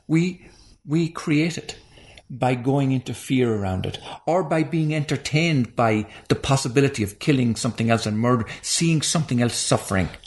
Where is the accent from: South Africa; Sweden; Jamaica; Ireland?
Ireland; moved away; when I was growing up in Ireland